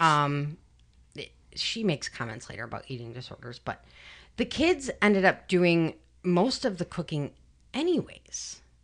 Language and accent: English; Chicago, Illinois, United States; I'm from Chicago